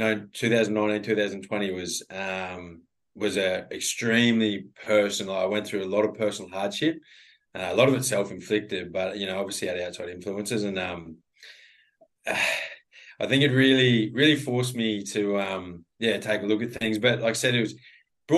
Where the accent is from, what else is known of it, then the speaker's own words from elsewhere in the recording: Western Queensland, Australia; I grew up in Western Queensland